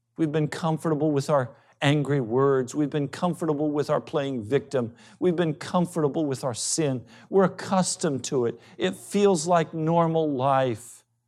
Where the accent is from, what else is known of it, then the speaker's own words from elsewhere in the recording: United States; Because we're American, because we're privileged, because we're educated